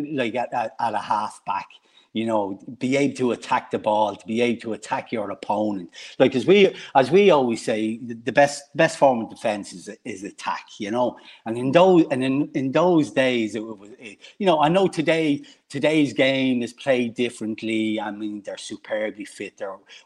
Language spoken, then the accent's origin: English; Dublin, Leinster, Ireland; I came from Finglas and born and bred in Finglas